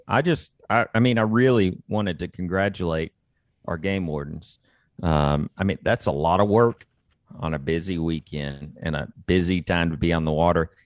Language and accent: English; Austin, Texas, United States; I grew up in and around Austin, Texas